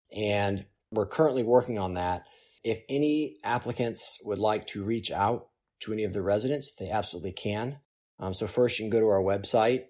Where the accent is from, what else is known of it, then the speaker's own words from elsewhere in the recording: Oklahoma City, Oklahoma, United States; now in Durham, United States; where I grew up in Oklahoma City